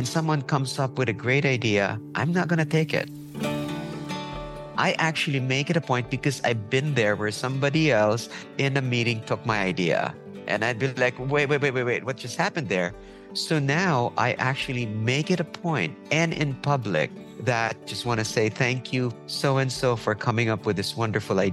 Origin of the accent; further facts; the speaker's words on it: Philippines; also born or lived in New York, United States; now in United States; I come from the Philippines where we deal a bit differently